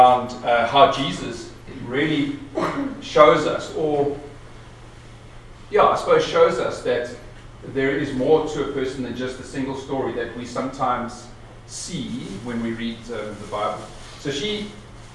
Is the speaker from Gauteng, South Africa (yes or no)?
yes; Pretoria, Gauteng, South Africa; I grew up in Pretoria during the 70s and 80s